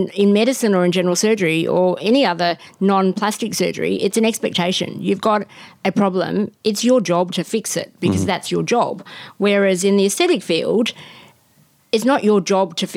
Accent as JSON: {"language": "English", "town": "Melbourne", "region": "Victoria", "country": "Australia", "said": "I'm originally from Melbourne"}